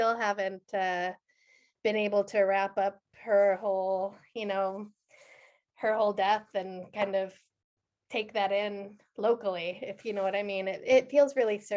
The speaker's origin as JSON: {"language": "English", "town": "Geneva", "region": "Illinois", "country": "United States", "tie": "born or raised there", "also_born_or_lived": "Denver, Colorado / Kentucky", "moved": "as an adult", "lives_now": "Norway", "said": "I grew up outside of Chicago, and I spent a long time in Denver also."}